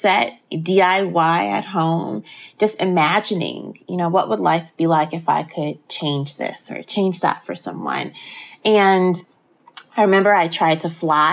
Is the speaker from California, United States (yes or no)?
no; Chicago, Illinois, United States; born and raised on the south side